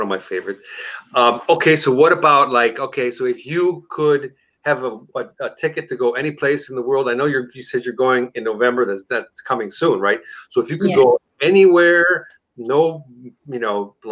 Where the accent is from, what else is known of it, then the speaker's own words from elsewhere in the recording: United States; I'm American Italian. I'm not Italian American. So I was born here. My ancestors come from Sicily